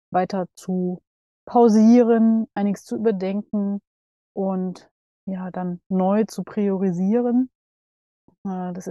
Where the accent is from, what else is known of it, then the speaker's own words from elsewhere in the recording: Dresden, Saxony, Germany; Ich habe ab morgen ein WG-Zimmer in meiner Heimat in Dresden.